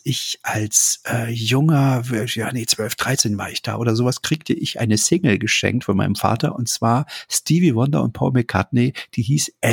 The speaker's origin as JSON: {"language": "German", "region": "East Germany", "country": "Germany", "tie": "born or raised there", "said": "Also ich bin in der DDR aufgewachsen. Natürlich gab es bei uns auch Menschen aus anderen Ländern."}